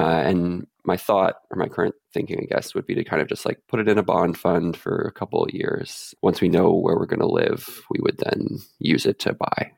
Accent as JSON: {"language": "English", "region": "central Canada", "country": "Canada", "moved": "yes", "lives_now": "Vancouver, Canada", "said": "I'm from central Canada"}